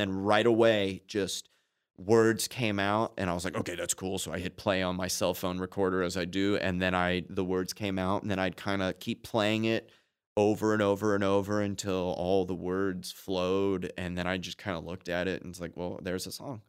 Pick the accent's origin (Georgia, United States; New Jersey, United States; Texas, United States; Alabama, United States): Texas, United States; Austin; also born or lived in Chicago, Illinois / Dallas, Texas; I was born in Chicago, raised in Austin